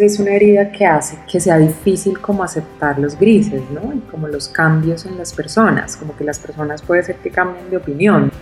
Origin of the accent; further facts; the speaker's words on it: Colombia; nosotras como colombianas